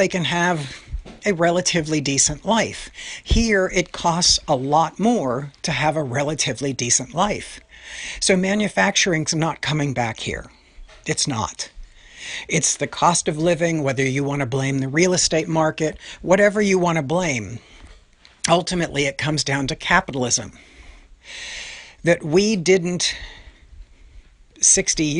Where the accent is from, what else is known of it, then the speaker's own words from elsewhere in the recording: New York City, New York, United States; Being a New Yorker